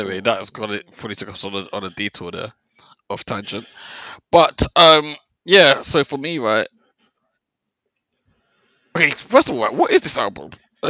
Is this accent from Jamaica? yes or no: yes; Jamaica; because, like, as a Jamaican, as a new artist coming through, I feel like I should be like her biggest fan, right?